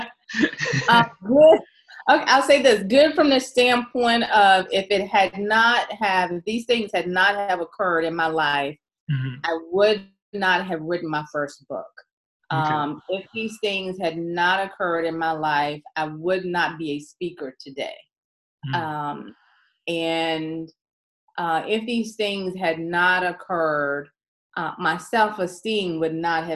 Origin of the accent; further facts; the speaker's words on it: Goochland, Virginia, United States; I grew up in a small town called Goochland, Virginia